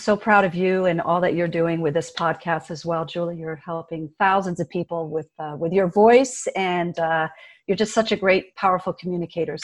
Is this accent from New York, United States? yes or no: yes; central New York, United States; first language French; English is a second language; also born or lived in Greater Montreal area, Quebec, Canada; I grew up in New York State, in central New York. And I went to school there all the way through my high school